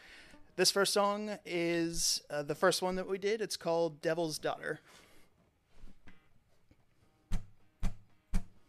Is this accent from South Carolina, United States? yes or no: yes; Goose Creek, South Carolina, United States; I'm from the Goose Creek area here in South Carolina.